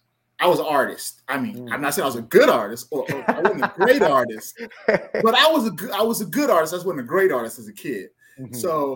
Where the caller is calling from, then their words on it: Austin, Texas, United States; What's your location? Austin, Texas.